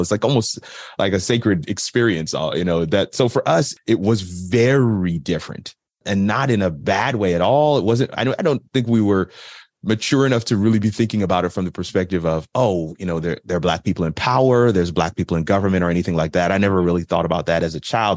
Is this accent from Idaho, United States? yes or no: no; Florida, United States; also born or lived in New York / South Africa; while I was born in New York, I always tell people I'm a Florida boy